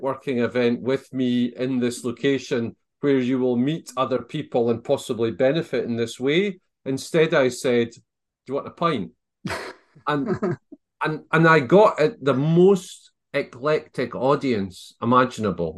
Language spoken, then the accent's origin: English; Scotland, United Kingdom; I'm probably still the traveling Scotsman.